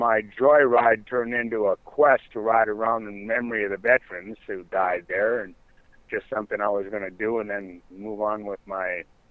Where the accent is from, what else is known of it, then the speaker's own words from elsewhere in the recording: North Dakota, Minnesota, United States; moved away as an adult; It's where I was born in Minnesota and grew up in Minnesota, North Dakota